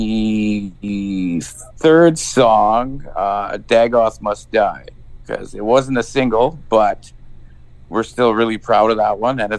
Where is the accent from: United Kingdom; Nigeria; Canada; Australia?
Canada; three chill dudes from Canada